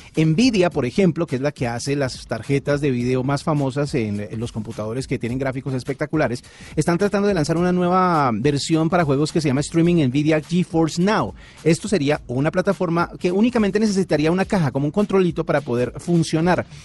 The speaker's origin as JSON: {"language": "Spanish", "country": "Colombia", "said": "en nuestro país"}